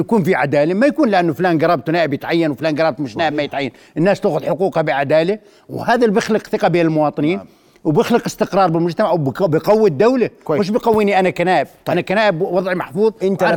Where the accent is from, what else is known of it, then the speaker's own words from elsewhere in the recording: Al-Karak, Karak Governorate, Jordan; أنا ابن الكرك